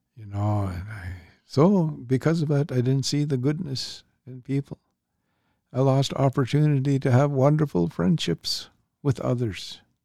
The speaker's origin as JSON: {"language": "English", "area": "St'at'imc", "region": "British Columbia", "country": "Canada", "said": "I'm Statliam, so I'm with the Statliam people"}